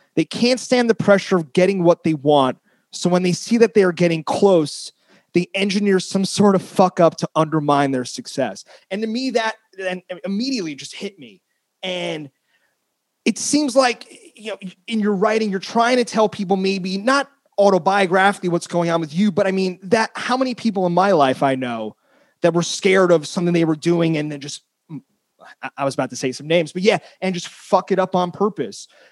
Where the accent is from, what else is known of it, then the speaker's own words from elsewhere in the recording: United States; now in San Francisco, United States; I grew up in North Jersey, Queens